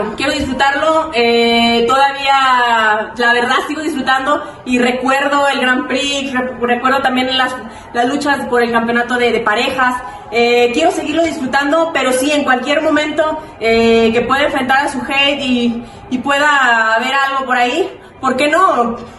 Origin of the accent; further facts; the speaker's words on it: Guadalajara, Jalisco, Mexico; soy de Guadalajara